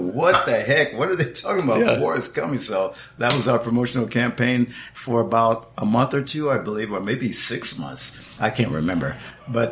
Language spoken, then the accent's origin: English; Compton, California, United States; my street in Compton